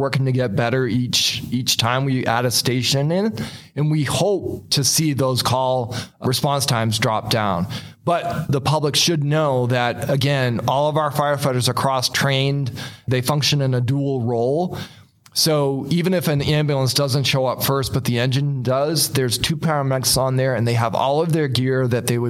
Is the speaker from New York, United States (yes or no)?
no; Massachusetts, United States; moved away as an adult; now in Goodyear, United States; I'm originally from Massachusetts